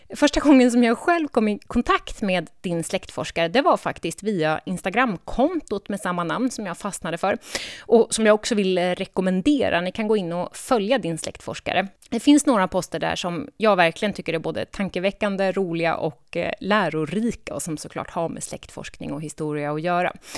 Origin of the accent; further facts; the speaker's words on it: Gotland, Sweden; min hemö Gotland